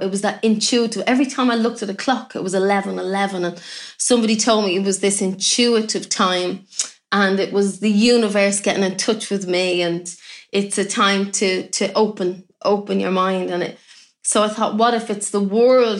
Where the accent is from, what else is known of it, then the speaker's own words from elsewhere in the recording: Ireland; I'm, I'm Irish